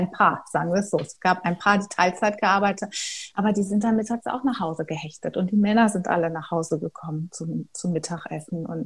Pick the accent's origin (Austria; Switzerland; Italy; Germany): Germany; Was ich als Deutsche, also ich habe, das liegt natürlich auch an mir als Typ, aber ähm, ich habe immer so das Gefühl gehabt, ich muss mich dafür rechtfertigen.